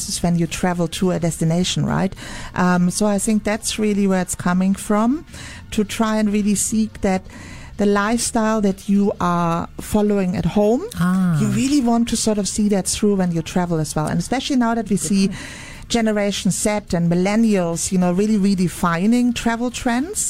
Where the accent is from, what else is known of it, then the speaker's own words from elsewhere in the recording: Munich, Bavaria, Germany; moved away; It's my hometown